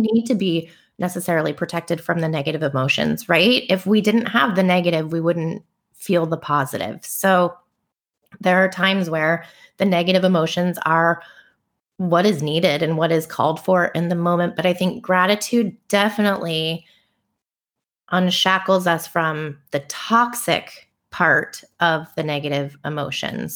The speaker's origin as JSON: {"language": "English", "area": "Bay Area", "region": "California", "country": "United States", "tie": "born or raised there", "said": "growing up in the Bay Area"}